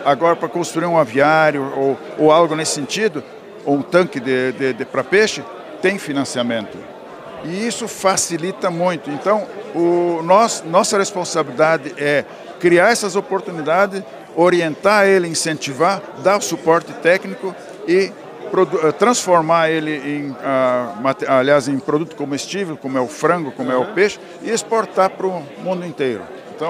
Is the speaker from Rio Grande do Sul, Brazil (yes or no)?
yes; Candelária, Rio Grande do Sul, Brazil; moved away as an adult; also born or lived in Cerro Branco, Cachoeira do Sul; now in Paraná, Brazil; sou natural de Candelária, morava no, no distrito de, um distrito de Cachoeiro do Sul chamado Cerro Branco